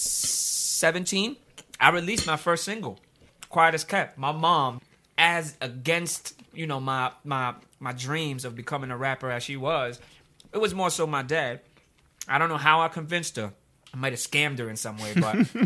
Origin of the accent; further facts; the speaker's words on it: Miami, Florida, United States; moved away as an adult; also born or lived in Queens, New York; now in New York, United States; born and raised in Miami, and essentially didn't leave, you know, Miami till I was about 19